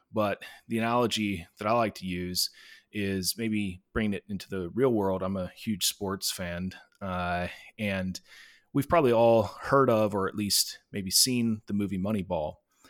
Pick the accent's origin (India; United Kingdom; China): China; I grew up overseas in China and went to an international school.